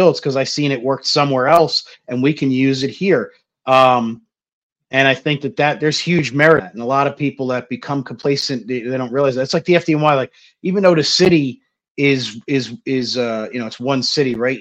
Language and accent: English; New Jersey, United States; moved away; I grew up in Jersey, you know, like, Jersey is as political as it gets